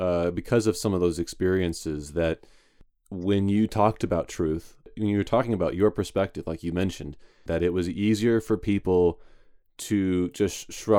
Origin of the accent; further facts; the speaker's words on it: Roswell, New Mexico, United States; one of the only black kids in our neighborhood